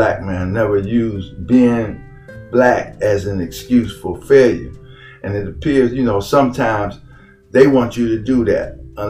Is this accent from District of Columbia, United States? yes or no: yes; Washington, District of Columbia, United States; moved away as an adult; also born or lived in King George County, Virginia; now in Virginia, United States; I was born and raised in Washington, D.C.